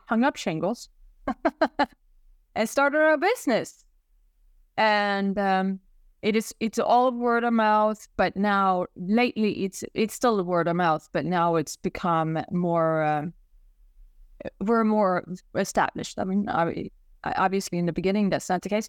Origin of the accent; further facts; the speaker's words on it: Sweden; moved away as an adult; now in New York, United States; I'm from Sweden originally, hence the accent.